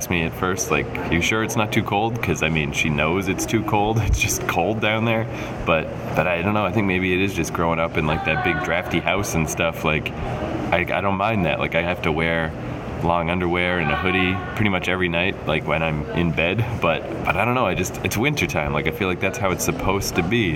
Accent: Canada; I grew up in Canada and I grew up in a house like

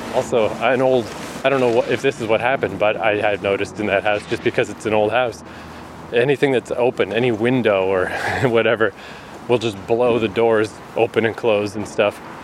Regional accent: New Brunswick, Canada; moved away as an adult; also born or lived in Vancouver, Canada; she asked where I was from and I was like, New Brunswick.

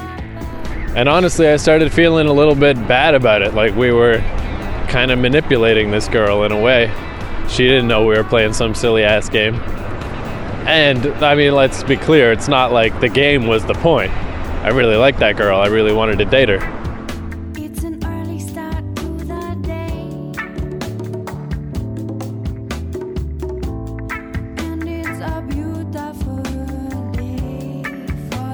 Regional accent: Fredericton, New Brunswick, Canada; moved away as an adult; also born or lived in Vancouver / New York / Toronto; my hometown, Fredericton, New Brunswick

